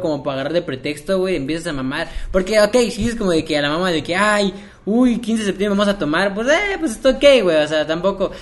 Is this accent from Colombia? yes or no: no; Mexico